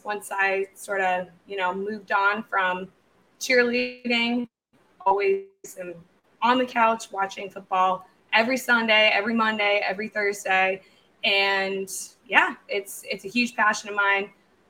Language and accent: English; Tampa, Florida, United States; I hail from Tampa Bay